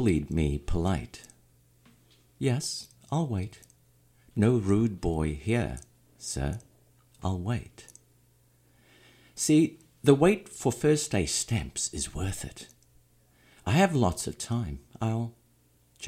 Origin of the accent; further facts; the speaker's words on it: South Africa; moved away; I'm originally from South Africa